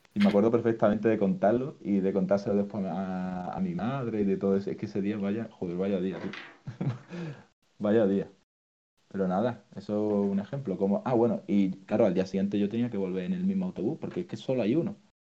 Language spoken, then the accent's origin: Spanish; Málaga, Andalusia, Spain; Yo soy de Málaga